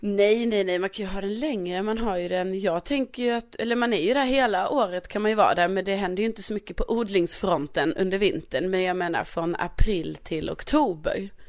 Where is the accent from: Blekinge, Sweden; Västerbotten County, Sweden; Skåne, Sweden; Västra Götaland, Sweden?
Skåne, Sweden; also born or lived in Värmland; jag är ju ändå från Skåne